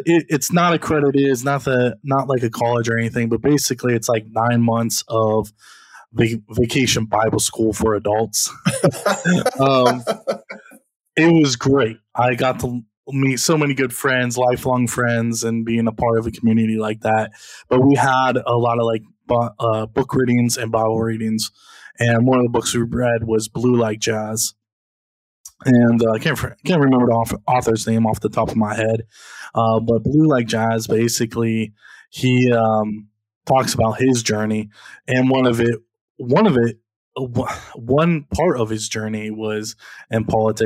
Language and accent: English; Columbus, Ohio, United States; I was born in Columbus, Ohio